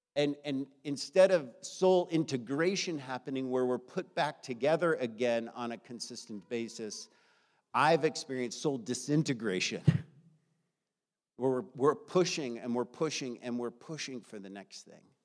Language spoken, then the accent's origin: English; United States; I grew up in the United States of America